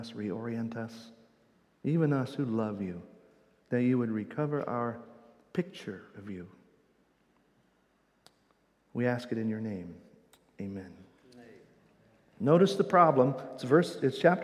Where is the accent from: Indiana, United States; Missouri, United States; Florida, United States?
Indiana, United States; accent: Midwestern Indiana; my Midwestern Indiana accent.